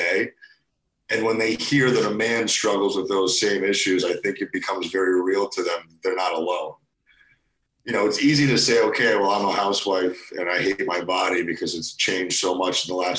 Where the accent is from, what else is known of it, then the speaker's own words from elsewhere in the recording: Cheshire, Connecticut, United States; also born or lived in Russia / New York City / New Haven, Connecticut; We settled in Cheshire, Connecticut, where I spent most of my young life